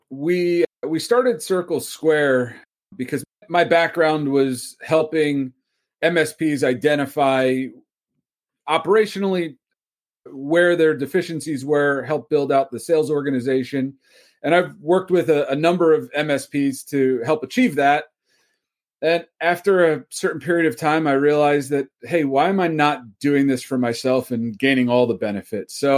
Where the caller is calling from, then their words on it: Philadelphia, Pennsylvania, United States; Lovely Philadelphia, Pennsylvania area. I tell you the actual town, but nobody's ever heard of it.